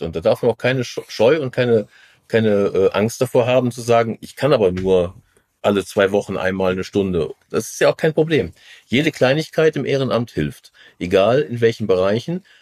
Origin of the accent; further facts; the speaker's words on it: Rhineland, Germany; als Rheinländer